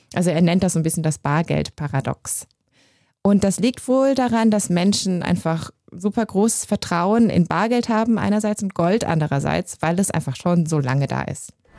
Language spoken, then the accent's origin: German; Germany; now in Switzerland; ich komme ja aus Deutschland, wie man hört